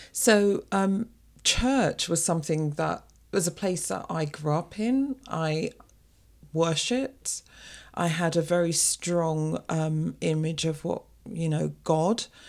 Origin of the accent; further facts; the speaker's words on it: London, United Kingdom; the little girl who was brought up in an African Caribbean family in the U K